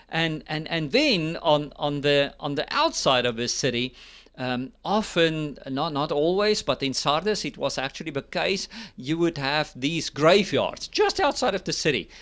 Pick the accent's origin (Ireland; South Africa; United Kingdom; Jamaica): South Africa; now in United States; I'm also a South African and now a U S citizen.